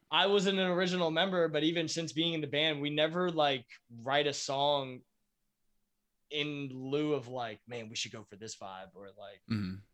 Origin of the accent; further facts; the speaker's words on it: United States; I am, but I'm from America.